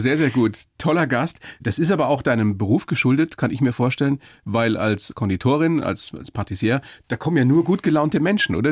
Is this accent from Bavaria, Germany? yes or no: yes; Weiden, Bavaria, Germany; Ich bin ja selber aus der Oberpfalz, aus Weiden